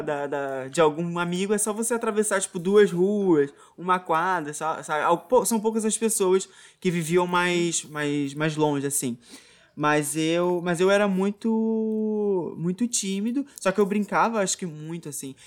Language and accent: Portuguese; Muriqui, Rio de Janeiro, Brazil; toda a minha infância foi aqui em Muriqui, né, onde eu tô aqui atualmente